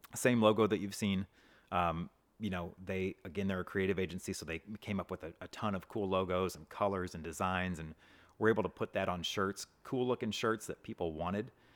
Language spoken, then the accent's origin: English; Hazelwood, Missouri, United States; also born or lived in Mississippi; now in Saint Charles, United States; I grew up in Hazelwood